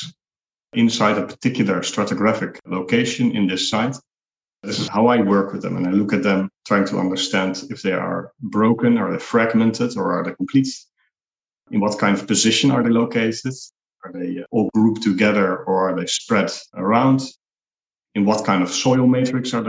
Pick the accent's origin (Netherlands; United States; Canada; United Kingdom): Netherlands; now in Nicosia, Cyprus; I'm originally from the Netherlands